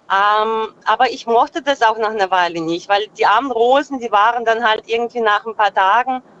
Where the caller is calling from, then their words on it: Freiburg, Baden-Württemberg, Germany; Äh, aus dem Dreiländereck.